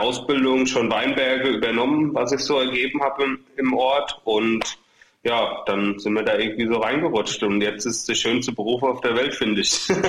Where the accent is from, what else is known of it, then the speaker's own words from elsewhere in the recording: Ingelheim am Rhein, Rhineland-Palatinate, Germany; also wir kommen ja sogar nur aus dem Stadtteil von Ingelheim sozusagen. Wir kommen aus Großwindenheim, genauer gesagt.